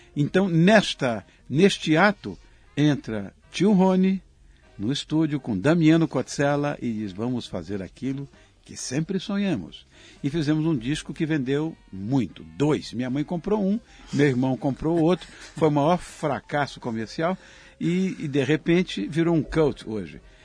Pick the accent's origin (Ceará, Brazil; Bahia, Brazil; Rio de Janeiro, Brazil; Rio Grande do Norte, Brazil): Rio de Janeiro, Brazil; Quando eu era garoto, imagina, em Copacabana